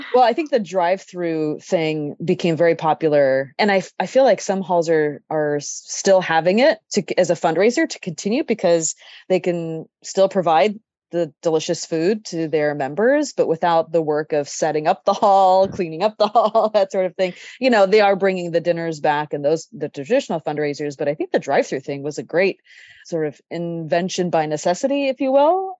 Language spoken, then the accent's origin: English; Sacramento, California, United States; I grew up in Sacramento